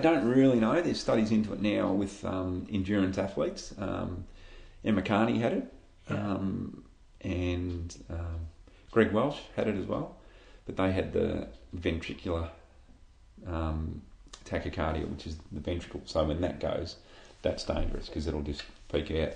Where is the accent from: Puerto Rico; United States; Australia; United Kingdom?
Australia; Shepparton, Victoria; moved away as an adult; now in Echuca, Australia; growing up in Shep, I was a swimmer.